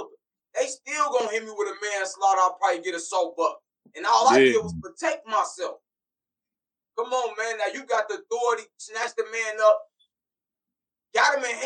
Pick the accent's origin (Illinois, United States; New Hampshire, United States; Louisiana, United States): Illinois, United States; Chicago; I'm from Chicago